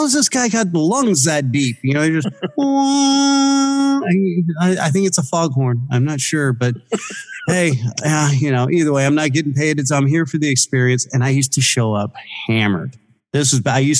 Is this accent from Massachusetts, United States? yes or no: no; Bay Area, California, United States; I'm from California. I'm from the Bay Area